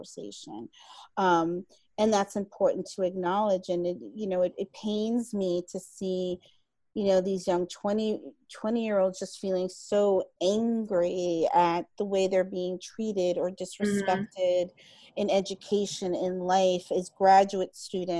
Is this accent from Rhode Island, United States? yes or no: no; New York City, New York, United States; I'm from New York City